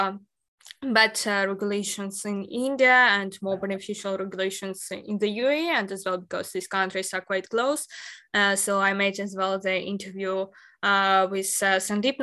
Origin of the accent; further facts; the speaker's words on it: Ukraine; moved away; I'm originally from Ukraine, and I haven't been there unfortunately since the start of the war